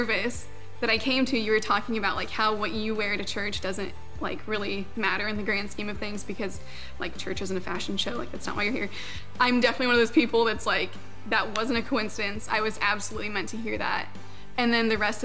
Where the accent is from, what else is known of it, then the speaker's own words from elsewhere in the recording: Huntington, Indiana, United States; I was born and raised in Huntington